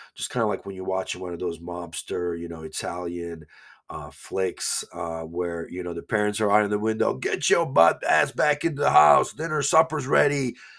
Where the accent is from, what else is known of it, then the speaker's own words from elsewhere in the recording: Banja Luka, Republika Srpska, Bosnia & Herzegovina; moved away; I used to tell people I'm from Bosnia